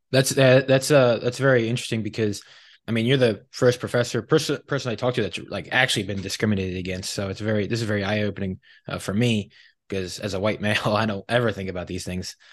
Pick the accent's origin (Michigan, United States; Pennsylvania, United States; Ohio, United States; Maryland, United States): Pennsylvania, United States; Philadelphia; now in Texas, United States; I'm originally from Philadelphia, the Philadelphia area